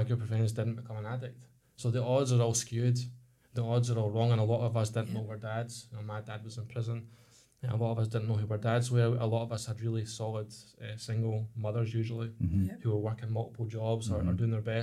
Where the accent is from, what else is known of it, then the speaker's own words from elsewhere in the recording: Ladywell, Scotland, United Kingdom; We grew up in Ladywell, which is now recognised as a socially deprived area in Scotland